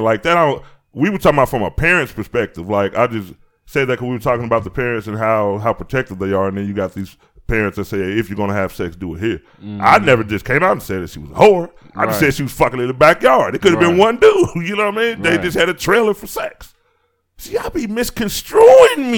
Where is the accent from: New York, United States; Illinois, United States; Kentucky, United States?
Illinois, United States; Chicago; I'm from Chicago